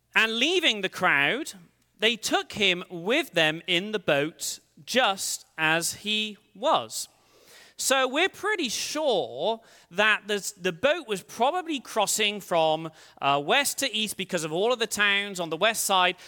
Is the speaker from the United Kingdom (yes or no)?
yes; England, United Kingdom; moved away as an adult; now in United States; I'm from England originally. Uh, I've lived in the States for sixteen years